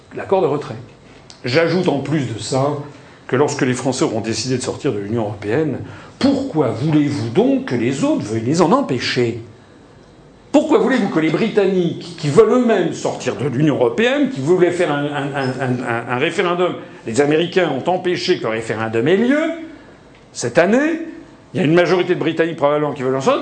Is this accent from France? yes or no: yes; France; on est français